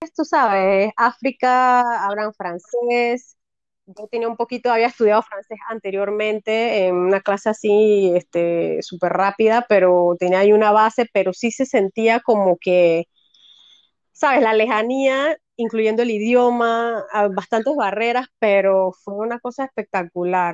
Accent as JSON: {"language": "Spanish", "country": "Panama", "also_born_or_lived": "Cambutal, Los Santos", "said": "soy panameña, eh, vivo en Cambutal desde hace muchos años, Cambutal en Los Santos"}